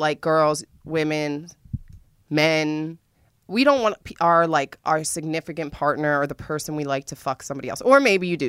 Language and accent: English; Washington, District of Columbia, United States; I'm from the East Coast. I'm from D.C.